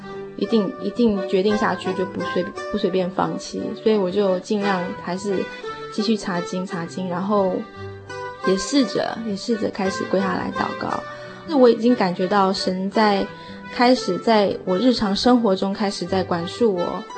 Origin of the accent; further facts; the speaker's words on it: United States; born there; 其实我在台湾也没有身份，因为我是在美国出生的